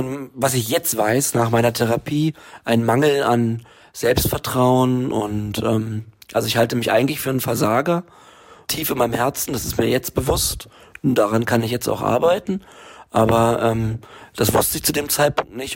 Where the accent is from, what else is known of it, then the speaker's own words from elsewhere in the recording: Berlin, Germany; ich bin ja in Berlin aufgewachsen